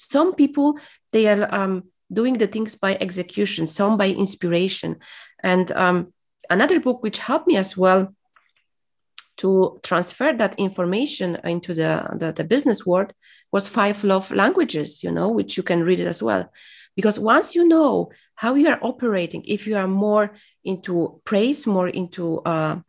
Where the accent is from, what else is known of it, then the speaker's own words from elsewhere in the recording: Poland; English is a second language; moved away as an adult; I was from Poland